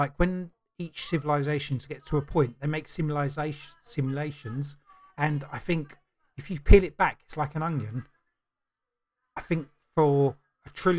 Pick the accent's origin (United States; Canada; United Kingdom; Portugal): United Kingdom; I'm British